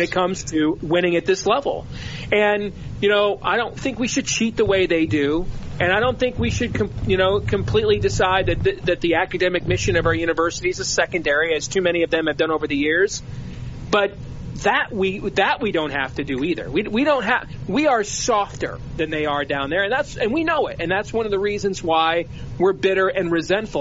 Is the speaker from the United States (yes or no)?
yes; Big Ten country, Midwest, United States; I grew up in the Big Ten country